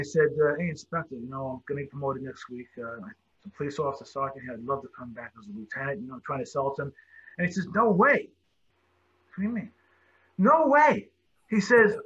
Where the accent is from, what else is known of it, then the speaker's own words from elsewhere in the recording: New York City, New York, United States; I'm a Brooklyn guy. Broadcasting to you here from Brooklyn. Brooklyn. Yeah, born and raised